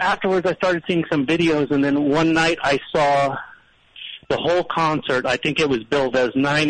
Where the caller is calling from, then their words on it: San Francisco, California, United States; I live in San Francisco, but I'm calling you from Los Angeles right now.